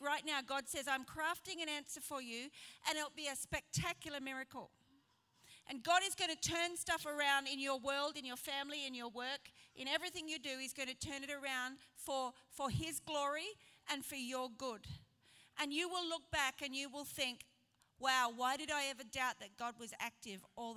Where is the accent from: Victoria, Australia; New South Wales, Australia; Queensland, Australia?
Queensland, Australia; Brisbane; now in Sheffield, United Kingdom; I am not British. I am from Brisbane